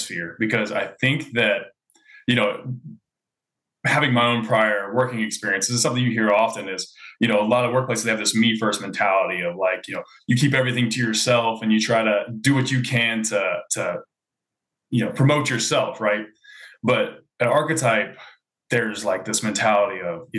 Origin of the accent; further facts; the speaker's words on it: Louisville, Kentucky, United States; I'm from Louisville, Kentucky